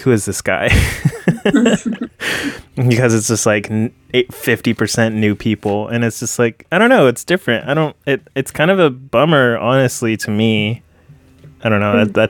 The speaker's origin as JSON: {"language": "English", "town": "Port Orchard", "region": "Washington", "country": "United States", "tie": "born or raised there", "moved": "yes", "said": "I go back to my hometown in Port Orchard, Washington, and it's like completely changed, like the people and like the stores."}